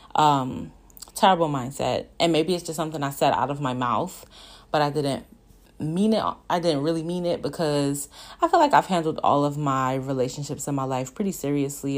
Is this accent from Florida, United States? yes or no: no; Brooklyn, New York, United States; growing up in Brooklyn